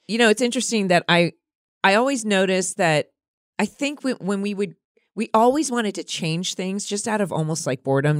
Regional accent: California, United States; growing up in California

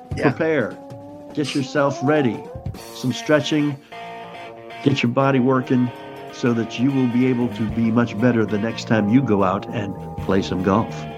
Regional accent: Boston, Massachusetts, United States; moved away; I grew up in Boston

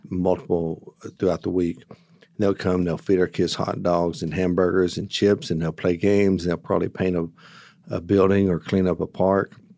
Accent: United States; also born or lived in Texas / Oklahoma; I grew up in Texas and Oklahoma.

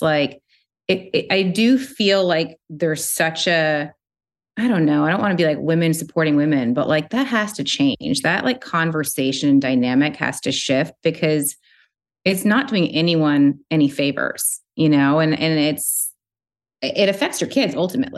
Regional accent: Canada; moved away; also born or lived in New York City; I grew up in Canada. I was living in New York City.

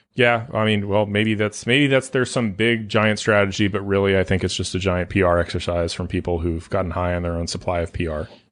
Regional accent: California, United States; moved away; I'm from California

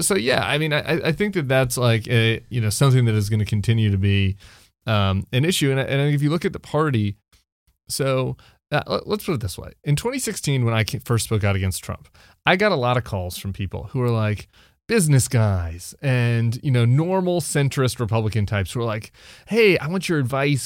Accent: Colorado, United States; I'm from Colorado.

